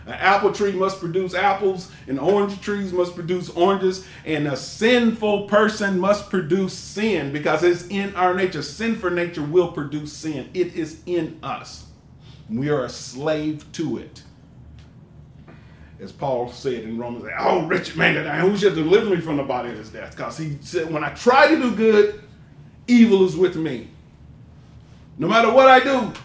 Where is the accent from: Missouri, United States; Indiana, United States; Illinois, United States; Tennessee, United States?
Tennessee, United States; Knoxville; I'm from Knoxville, Tennessee, and Knoxville was down in Westtown